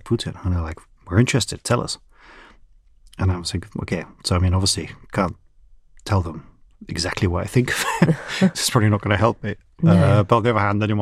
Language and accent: English; United Kingdom; moved away; also born or lived in Russia